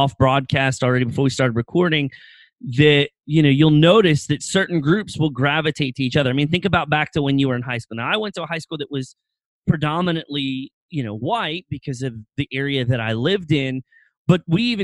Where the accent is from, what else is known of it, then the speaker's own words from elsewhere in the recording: Lancaster County, Pennsylvania, United States; moved away; also born or lived in Lynchburg; I grew up in Pennsylvania, on the far eastern edge of Lancaster County, like basically on the edge of Lancaster and Berks County